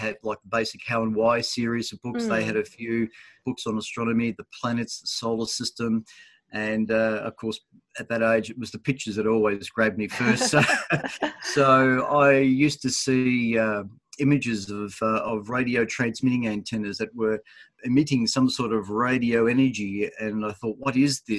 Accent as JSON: {"language": "English", "town": "Dandenong", "region": "Victoria", "country": "Australia", "tie": "born or raised there", "said": "where I was born in Dandenong here"}